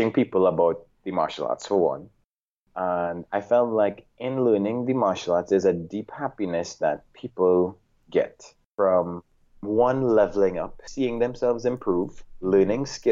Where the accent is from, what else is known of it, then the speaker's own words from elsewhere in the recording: Trinidad & Tobago; also born or lived in Washington, D.C. / Japan; in Trinidad and Tobago. I grew up mostly with my dad